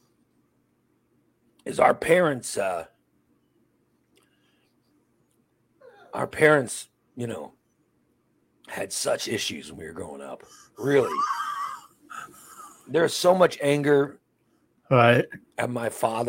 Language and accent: English; Chicago and Gillespie, Illinois, United States; first language Spanish; English is a second language; We moved from Chicago to Gillespie. Okay. So no one spoke Spanish in Gillespie. I mean, nobody. In Chicago, everybody spoke Spanish